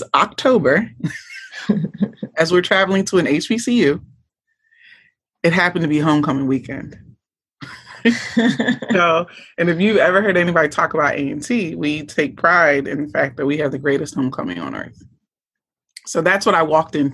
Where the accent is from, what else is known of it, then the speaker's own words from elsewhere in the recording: Norristown, Pennsylvania, United States; I grew up in Pennsylvania, outside of the Philadelphia area, a place called Norristown, Pennsylvania.